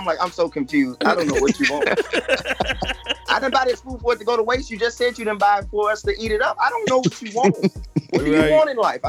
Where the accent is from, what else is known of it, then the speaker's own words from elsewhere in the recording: Chicago, Illinois, United States; moved away as an adult; now in Los Angeles, United States; I'm from Chicago. I'm a comic.